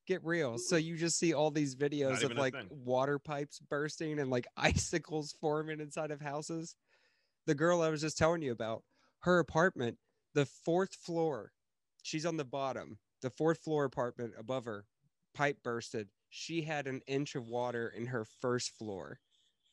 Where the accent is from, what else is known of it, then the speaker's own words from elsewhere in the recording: Texas, United States; moved away; I grew up in Texas